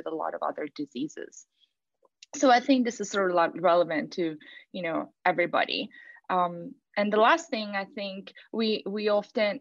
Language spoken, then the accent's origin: English; Italy; moved away; I'm from Italy and we celebrate Carnival.